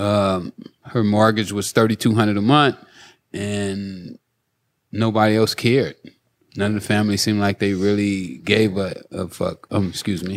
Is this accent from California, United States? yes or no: yes; Los Angeles, California, United States; I grew up in South Central